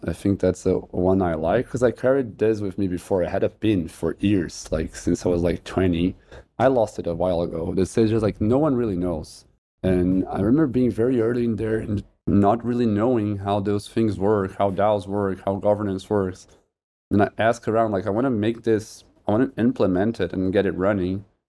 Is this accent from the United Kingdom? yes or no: no; Brazil; I'm from Brazil.